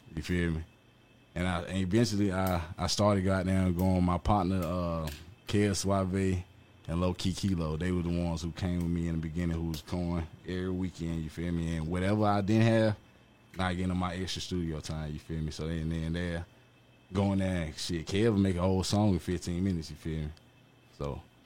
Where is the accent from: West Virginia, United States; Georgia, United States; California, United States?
Georgia, United States; Atlanta; I was born at goddamn South Fulton Hospital right here off Cleveland Avenue